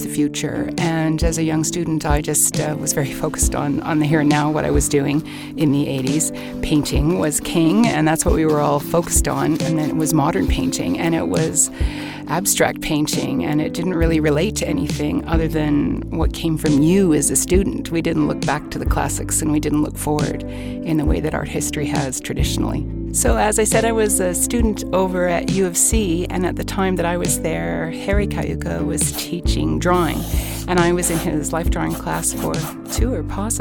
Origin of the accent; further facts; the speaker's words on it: Calgary, Alberta, Canada; I am a lifelong citizen of the city of Calgary